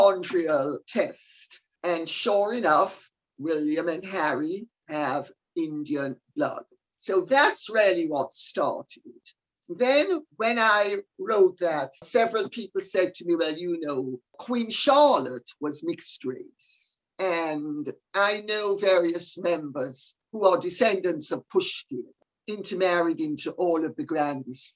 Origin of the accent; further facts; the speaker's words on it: Jamaica; I'm Jamaican. So I come from a world where you have every single color of the rainbow